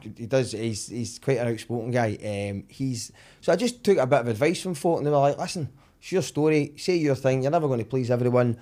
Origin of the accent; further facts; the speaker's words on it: Summerston, Scotland, United Kingdom; I grew up in Somerset